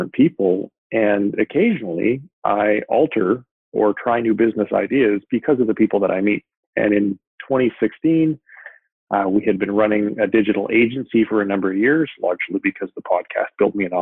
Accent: Vancouver, British Columbia, Canada; moved away as an adult; now in San Diego, United States; I moved from Vancouver, where I'm originally from, down to San Diego

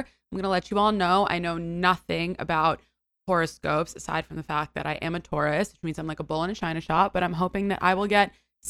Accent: New York City, New York, United States; So the nucleus of my existence is that I am a born and raised New Yorker.

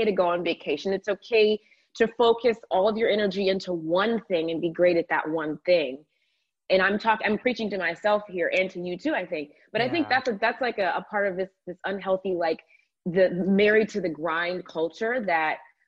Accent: Georgia, United States; in the state of, I'm from Georgia, in the state of Georgia.

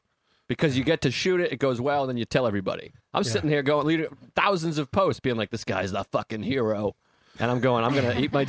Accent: Whitman, Massachusetts, United States; Southie. I'm from Whitman.

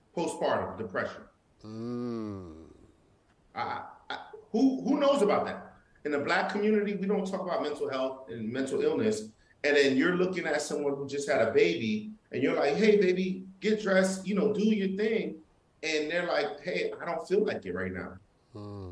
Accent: New York, United States; I'm Haitian. I'm from Brooklyn too, you know, and I'm Haitian, and my family's from Haiti.

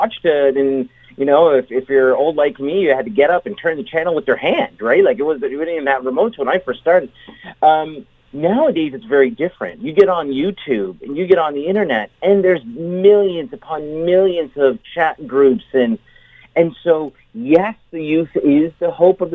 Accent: St. Catharines, Ontario, Canada; growing up in St. Catharines, and I love St. Catharines, but I was growing up in St. Catharines as a young boy

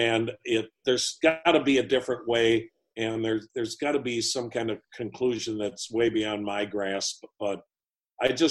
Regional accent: Wisconsin, United States; moved away; I'm from Wisconsin.

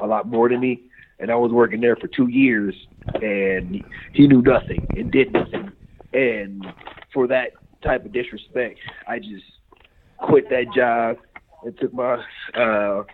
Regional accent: Cleveland, Ohio, United States; moved away as an adult; I grew up in Cleveland

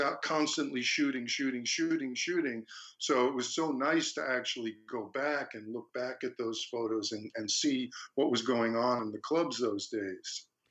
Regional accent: Long Beach, United States; also born or lived in Fredonia; I went back to Long Beach, my hometown

